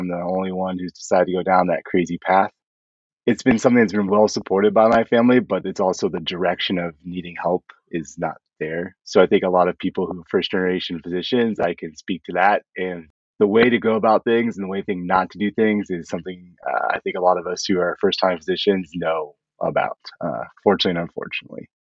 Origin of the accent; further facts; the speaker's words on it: California, United States; So I grew up mostly in California. We moved around a bunch as a kid